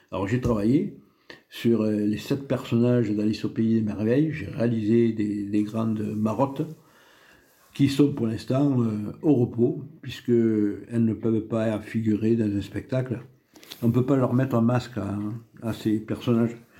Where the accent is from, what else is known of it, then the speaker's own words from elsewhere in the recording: Comminges, Occitania, France; also born or lived in Tarbes; Mes origines sont essentiellement rurales. Je suis né dans le Comminges, à 150 mètres de la Garonne